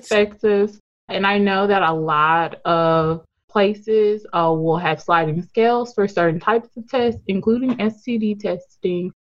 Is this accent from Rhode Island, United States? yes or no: no; Memphis, Tennessee, United States; also born or lived in Atlanta; I'm from Memphis, born and raised here